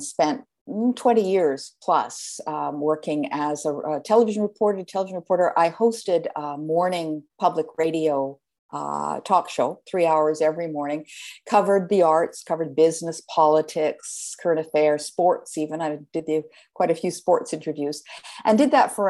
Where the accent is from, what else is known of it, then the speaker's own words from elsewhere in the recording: Canada; now in United States; I'm a Canadian, and I started out there. I've been in the States for quite a few years now